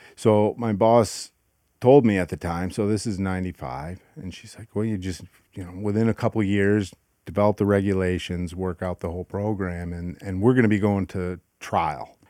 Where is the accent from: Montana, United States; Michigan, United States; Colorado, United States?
Michigan, United States; Grand Rapids; I grew up in Grand Rapids, Michigan.